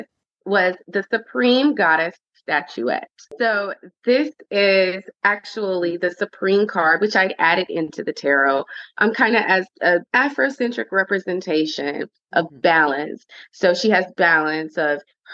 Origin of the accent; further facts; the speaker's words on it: Orangeburg, South Carolina, United States; moved away as an adult; also born or lived in Savannah, Georgia; now in Atlanta, United States; I am from Orangeburg, South Carolina, but I reside in the beautiful streets of Atlanta